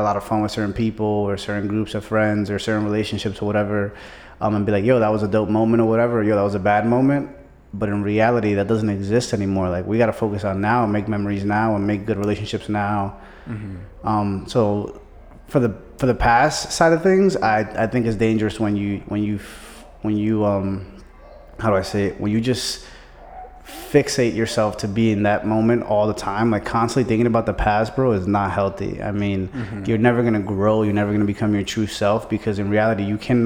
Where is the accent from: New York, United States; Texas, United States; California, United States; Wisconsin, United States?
New York, United States; New York City; moved away; I'm originally from Brooklyn, New York